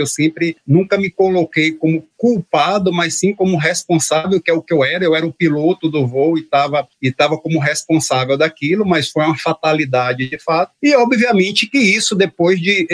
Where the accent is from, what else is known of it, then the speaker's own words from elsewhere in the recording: interior of Bahia, Brazil; also born or lived in Salvador / United States; eu cresci numa cidade interior, né, na Bahia, né, eu sou baiano, então a gente, apesar de ter nascido em Salvador, eu fui muito cedo para o interior, com quatro anos de idade